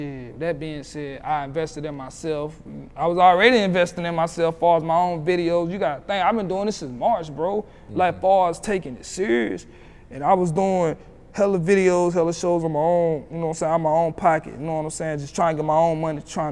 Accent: Roxboro, North Carolina, United States; my city's so small, like, I'm from Roxborough. Mm-hmm. Roxborough, North Carolina

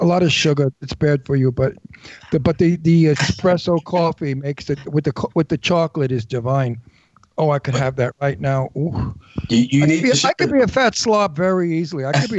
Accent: Genoa, Liguria, Italy; We're from Genoa, Italy.

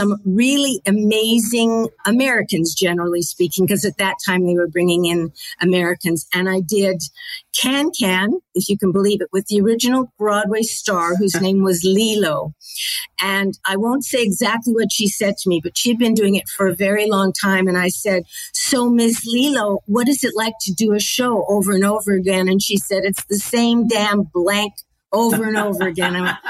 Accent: Manitoba, Canada; MTC, my hometown in Manitoba, they picked it up.

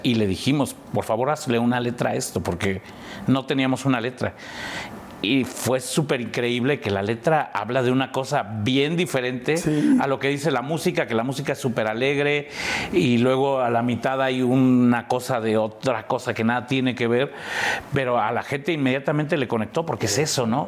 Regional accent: Mexico City, Mexico; Yo nací en La Lagunilla, me crié en La Esmeralda, Campestre Aragón, San Felipe

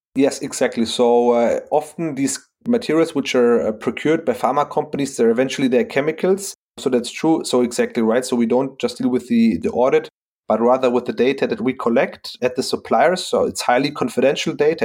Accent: Frankfurt, Hesse, Germany; I'm from Frankfurt

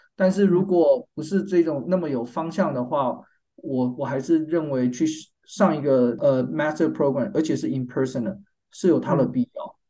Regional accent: Taiwan; moved away as an adult; also born or lived in North Carolina, United States; now in San Diego, United States; 我的背景是我在台湾出生长大 我在台湾念到大学毕业，我是交大，交通大学工业工程系毕业的

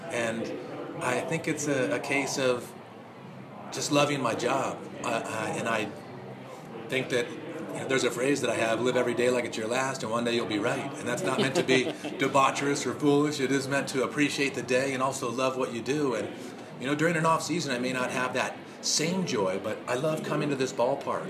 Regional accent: Los Angeles area, California, United States; born or raised there

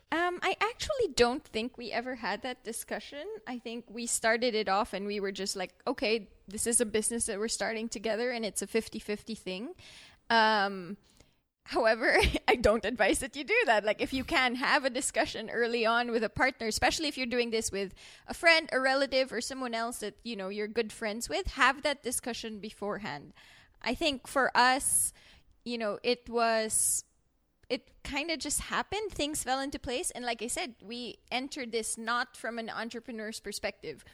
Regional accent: Philippines; moved away as an adult; now in Merida, Mexico; I'm from the Philippines

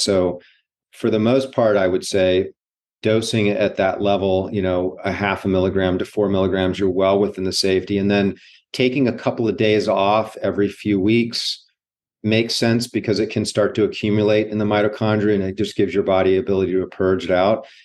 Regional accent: Hawaii, United States; growing up in Hawaii

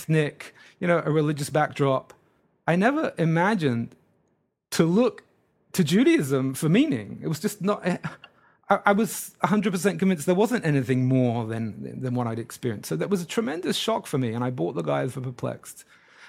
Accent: England, United Kingdom; moved away as an adult; now in Brooklyn, New York, United States; I grew up in England

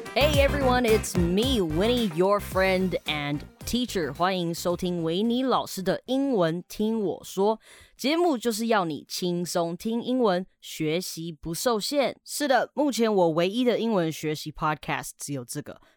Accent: Canada; moved away; 以前小时候我在加拿大的时候，我们社区的小朋友很喜欢玩水枪啊

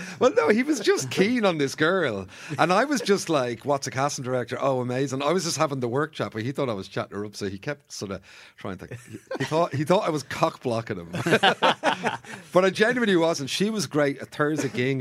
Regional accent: Bray, Leinster, Ireland; I'm from Bray originally

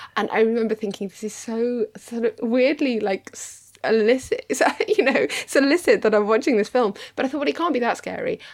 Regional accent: United Kingdom; I'm British

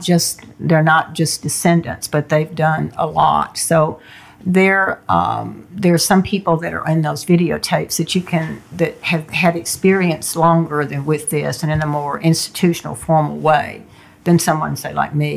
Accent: the South, United States; When I was growing up in the South, I remember and I wasn't even close to any African Americans, but I could sense impending violence, anything could erupt at any minute.

